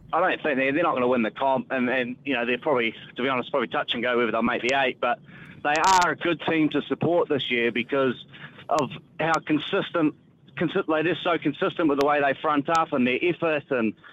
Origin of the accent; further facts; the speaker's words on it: New Zealand; also born or lived in Wellington; I've always sort of affiliated with the Warriors, being a New Zealander.